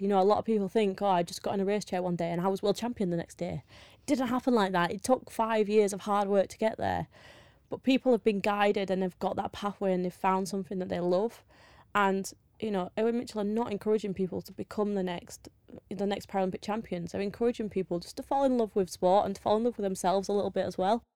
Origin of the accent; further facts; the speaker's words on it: Yorkshire and the Humber, United Kingdom; I'm from Yorkshire